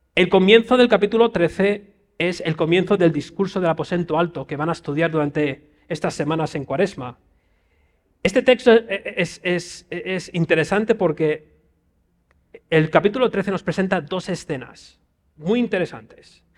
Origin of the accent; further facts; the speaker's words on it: Spain; voy allí como español